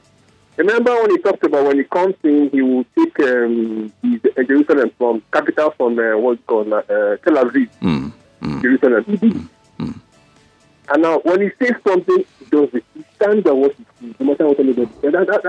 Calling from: Lekki, Lagos, Nigeria; I'm calling from Lekki.

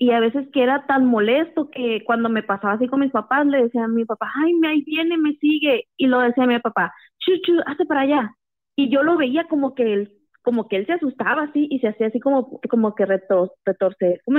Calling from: Hermosillo, Sonora, Mexico; Sí, buenas noches. … de Hermosillo.

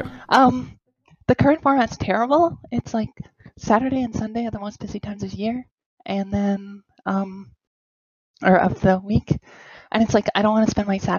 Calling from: Toronto, Ontario, Canada; I am from Toronto.

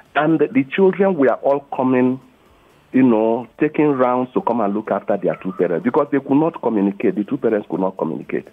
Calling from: Lagos, Nigeria; I'm calling from Ayobo.

